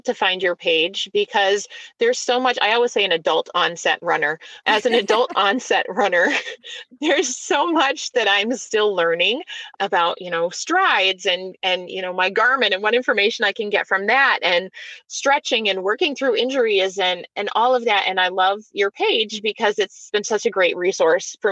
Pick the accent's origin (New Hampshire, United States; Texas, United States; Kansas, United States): New Hampshire, United States; now in Michigan, United States; I'm going to go back to my home state of New Hampshire